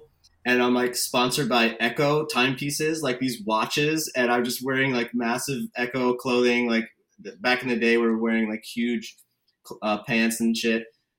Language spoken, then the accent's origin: English; Connecticut, United States; also born or lived in Huntington, New York; now in Los Angeles, United States; Well, I'm from Connecticut, but I was born in New York, and that's where we bond, with my tiny connection with New York. But I moved when I was 5 years old. Grew up in Connecticut.